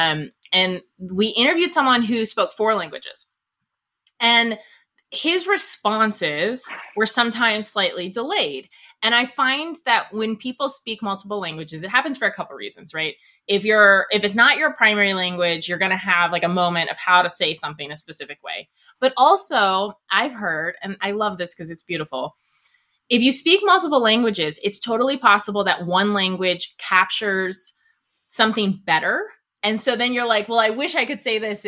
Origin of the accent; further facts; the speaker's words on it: East Coast, United States; I'm from the East Coast